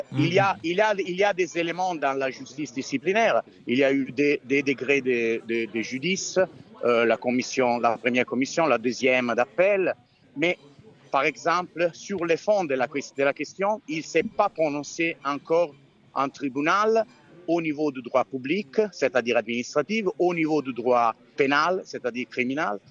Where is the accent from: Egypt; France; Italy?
Italy; French is a second language; je suis italien